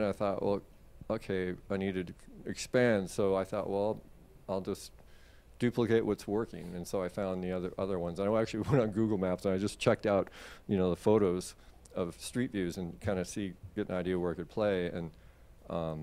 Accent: West Coast, United States; moved away as an adult; also born or lived in Seattle / New Zealand; now in Florida, United States; I'm from the West Coast, but I moved here the 24th of 2020. I flew out of Seattle

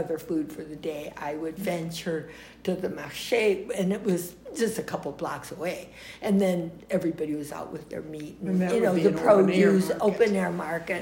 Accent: United States; accent: American; also born or lived in Nice, France; I was just an American girl

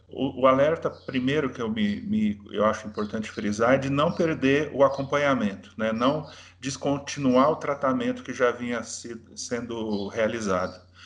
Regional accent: Brazil

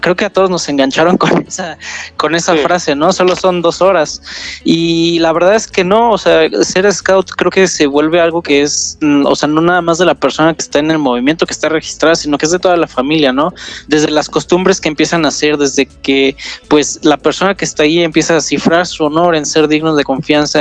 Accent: Querétaro, Mexico; Yo soy de Querétaro, sí, soy ah. ya de los pocos queretanos que, quedan

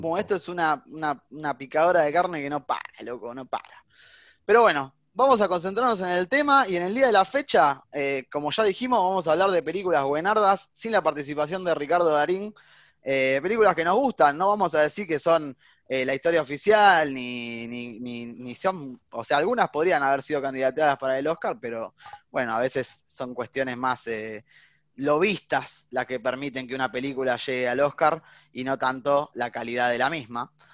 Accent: Argentina; somos argentinos y estamos orgullosos de serlo

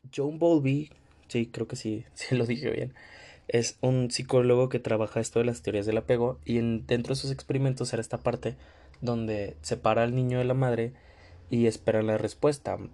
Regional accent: Mexico; yo soy de México

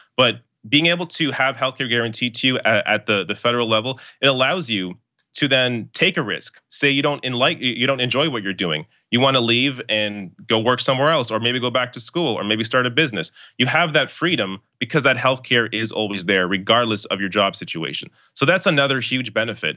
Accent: Canada; I, as a Canadian

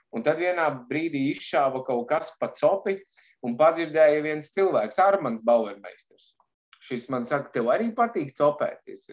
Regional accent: Bikseri, Madona Municipality, Latvia; moved away as an adult; also born or lived in England; nāku es no Madonas novada, teiksim, no maza miesta, kas saucās Biksēra

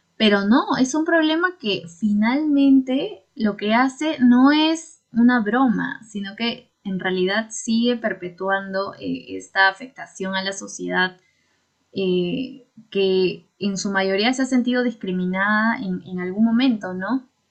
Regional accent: Huancayo, Junín, Peru; yo soy de Huancayo

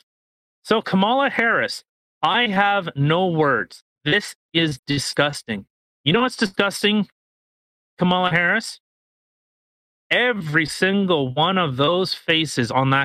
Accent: Canada; we're Canadian. We live in Canada

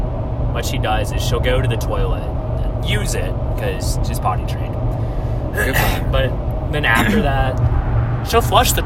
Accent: Alabama, United States; I'm from Alabama, and I've been to New York once.

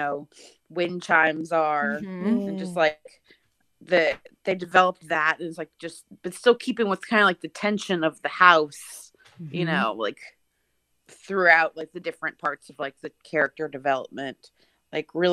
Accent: New Orleans, Louisiana, United States; growing up in New Orleans

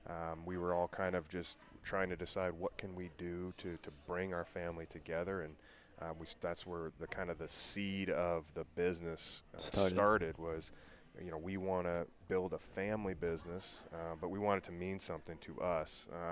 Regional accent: University Place, Washington, United States; We're from University Place, Washington. That's a small city just about 40 miles south of Seattle, just outside of Tacoma, Washington.

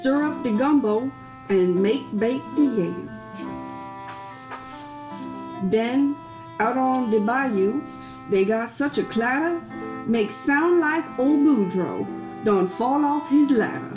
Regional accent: Indiana, United States; I am from Indiana

